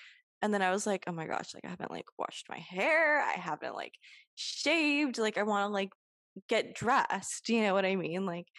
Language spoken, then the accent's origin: English; Barton Creek, Texas, United States; also born or lived in Westlake, Texas; we grew up in Barton Creek. We lived in Barton Creek.